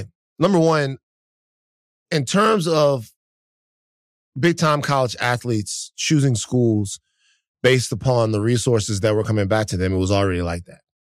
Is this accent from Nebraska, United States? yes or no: no; Baton Rouge, Louisiana, United States; moved away; I'm from South Baton Rouge, Louisiana, where L S U is.